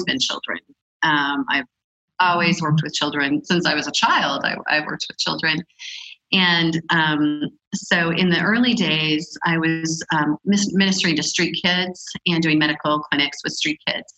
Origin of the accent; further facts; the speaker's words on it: United States; moved away as an adult; also born or lived in Africa; as an American woman